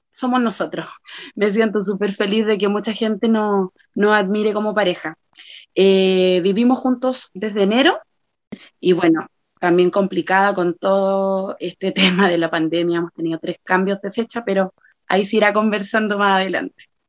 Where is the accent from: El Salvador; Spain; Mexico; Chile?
Chile; Santiago, Santiago Metropolitan Region; soy de Chile, de Santiago de Chile